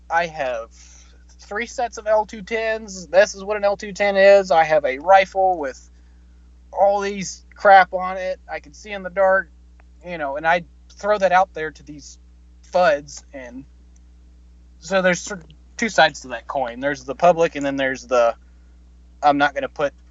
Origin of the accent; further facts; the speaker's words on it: New York, United States; Um, I'm actually from New York and I work for an insurance